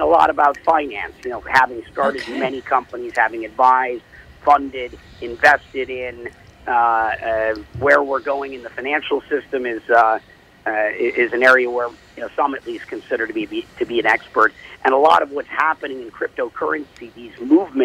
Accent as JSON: {"language": "English", "town": "Minneapolis", "region": "Minnesota", "country": "United States", "tie": "born or raised there", "moved": "yes", "said": "I was born and raised in Minnesota, and most of my family still lives there"}